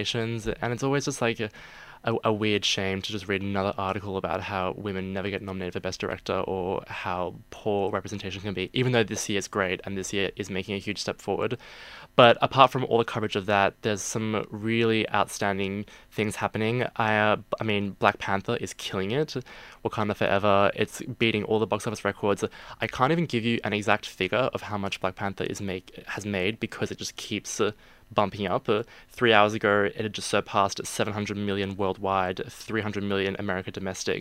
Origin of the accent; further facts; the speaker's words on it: Canberra, Australian Capital Territory, Australia; moved away as an adult; now in Sydney, Australia; From Canberra, grew up there